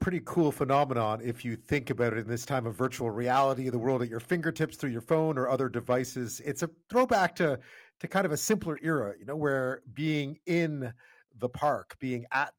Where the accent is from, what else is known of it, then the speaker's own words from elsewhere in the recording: Montreal, Quebec, Canada; I grew up in Montreal